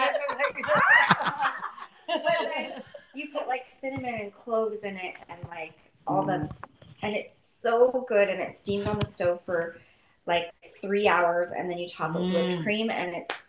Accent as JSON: {"language": "English", "town": "Tofield", "region": "Alberta", "country": "Canada", "tie": "born or raised there", "said": "I grew up in Tofield, Alberta"}